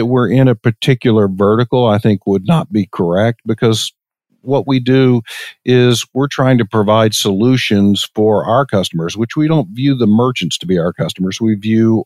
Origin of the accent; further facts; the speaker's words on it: Longview, Texas, United States; moved away as an adult; also born or lived in Irvine, California; I grew up in East Texas, a little town called Longview, Texas, and graduated high school in 1986